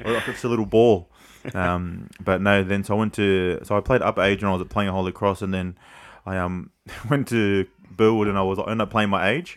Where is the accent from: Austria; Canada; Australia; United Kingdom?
Australia; Sydney, New South Wales; also born or lived in Camperdown; I grew up in Glebe